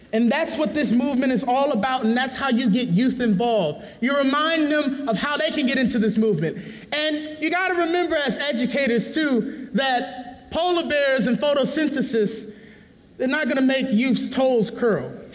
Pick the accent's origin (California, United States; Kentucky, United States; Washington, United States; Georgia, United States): California, United States; San Francisco; growing up in the low income neighborhood, I thought, I'm, I'm, you know, I'm from San Francisco